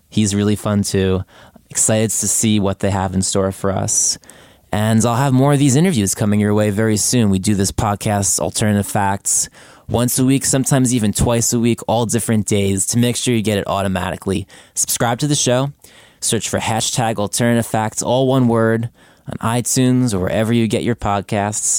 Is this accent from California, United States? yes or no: no; New Jersey, United States; moved away as an adult; now in Brooklyn, United States; I live in Brooklyn. I grew up in New Jersey